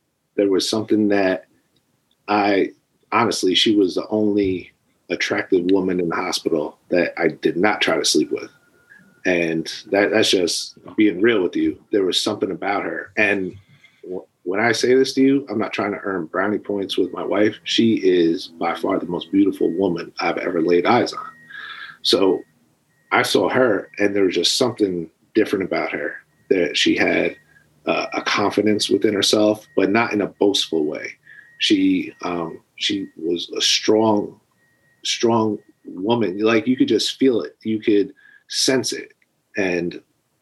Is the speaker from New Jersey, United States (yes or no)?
yes; New Jersey, United States; I was born and raised in New Jersey